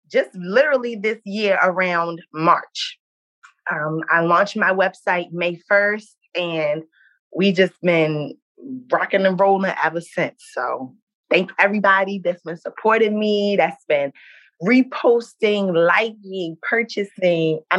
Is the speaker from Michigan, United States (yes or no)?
no; Baltimore, Maryland, United States; I'm 24 years old. I'm from Baltimore, Maryland.